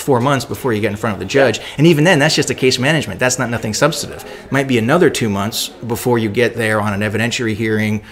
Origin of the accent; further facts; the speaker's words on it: Canada; I'm Canadian